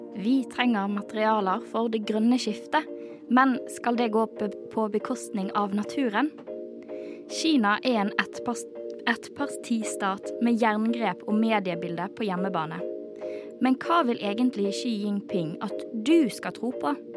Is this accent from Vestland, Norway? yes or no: yes; Bergen, Vestland, Norway; now in Oslo, Norway; til og med jeg som bergenser